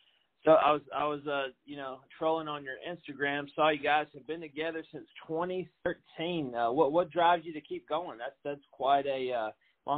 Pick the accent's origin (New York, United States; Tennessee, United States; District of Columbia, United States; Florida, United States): Tennessee, United States; Middle; accent: hillbilly American; I am from Middle Tennessee, close to Nashville.